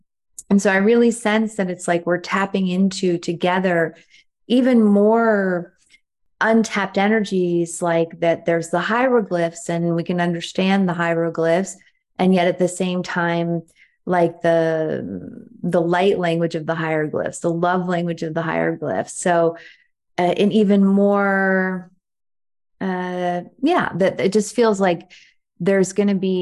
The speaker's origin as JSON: {"language": "English", "country": "United States", "tie": "born or raised there", "said": "growing up in the States"}